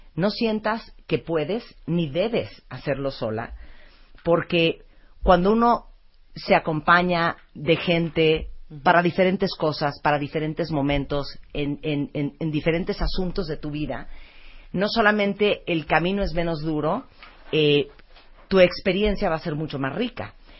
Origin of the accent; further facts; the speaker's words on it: Mexico; Spanish is a second language; also born or lived in Nicaragua; cuando yo llegué a vivir a México, no hablaba español, eh, estaba bien chiquita